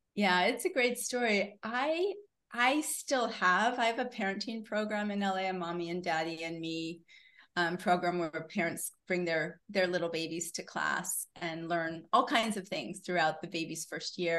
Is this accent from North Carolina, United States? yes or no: no; Syracuse, New York, United States; moved away as an adult; also born or lived in Boston / Los Angeles; I was actually born in Boston. I grew up in Syracuse